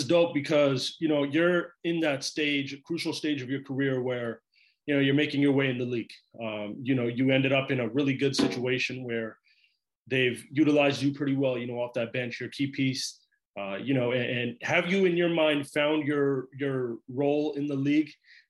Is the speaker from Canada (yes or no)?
yes; Vancouver, British Columbia, Canada; and I'm from Vancouver. So Seattle is like our region, you know, Northwest.